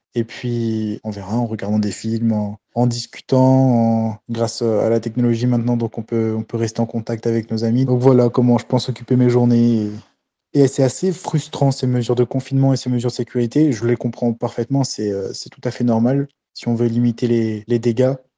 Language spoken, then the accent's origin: French; Réunion; je suis arrivé aujourd'hui sur l'île de la Réunion